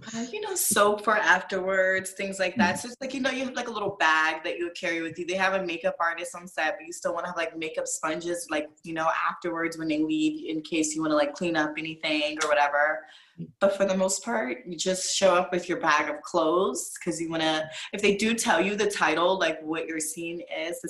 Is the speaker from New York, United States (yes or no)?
no; Virginia, United States; moved away; I'm originally from Virginia